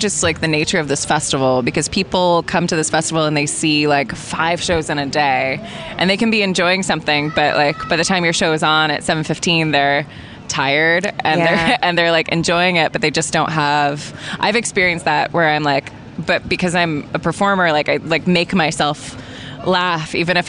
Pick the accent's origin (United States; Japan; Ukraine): United States; California; My dad, no, grew up all over. My dad was in the military, so kind of lived all over, but mostly California.